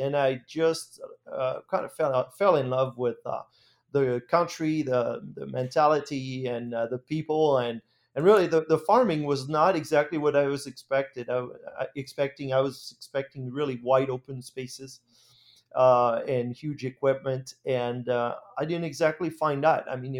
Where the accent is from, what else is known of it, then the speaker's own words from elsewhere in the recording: France; English is a second language; moved away as an adult; Well, I grew up in France in a farming family. Actually, my heritage is Dutch. My grandparents moved from the Netherlands to France after the Second World War.